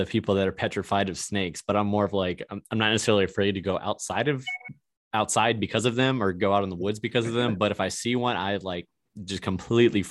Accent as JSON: {"language": "English", "country": "United States", "said": "me being American"}